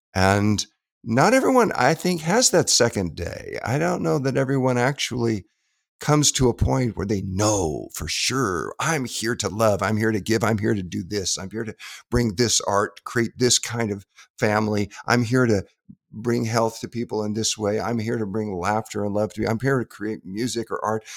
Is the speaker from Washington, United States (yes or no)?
no; Southern California, United States; growing up in Southern California